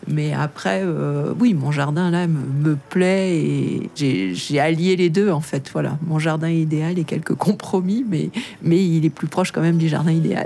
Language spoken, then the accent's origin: French; Paris, Île-de-France, France; moved away as an adult; also born or lived in Brittany / Normandy / Haute-Savoie; now in Vercors, France; Je suis née euh, à Paris et j'ai vécu euh, mon, enfance en région parisienne.